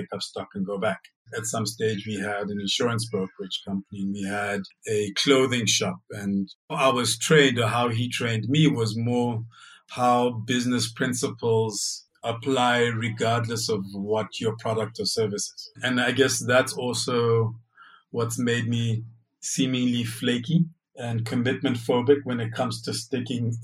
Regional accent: Lesotho; also born or lived in Germany / Uganda; Lesotho is where I grew up

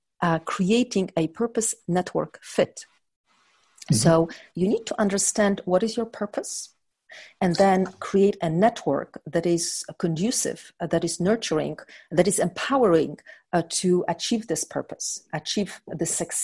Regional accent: Poland; I was born in Poland and under communist time

